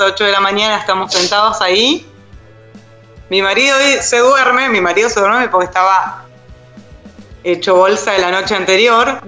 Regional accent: Neuquén, Argentina; moved away as an adult; nos tomamos un avión de Neuquén a Buenos Aires, somos de Neuquén Capital

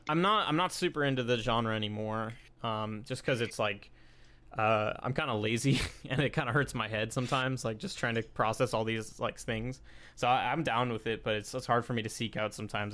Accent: Long Beach, California, United States; I grew up in Long Beach

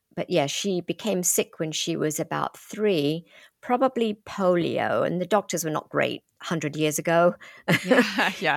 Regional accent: London, United Kingdom; accent: British; moved away as an adult; now in United States; I grew up in London from age three.

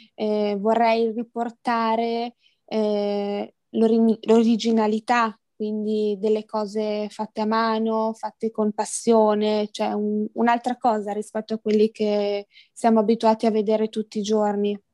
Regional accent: Verona, Veneto, Italy; ho 22 anni, sono di Verona

